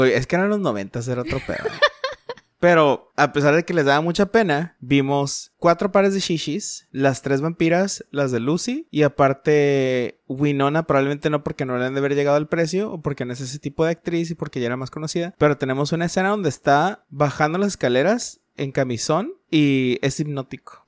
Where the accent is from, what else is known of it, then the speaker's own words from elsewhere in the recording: Mexico; celebramos como buenos mexicanos lo que es el Día de Muertos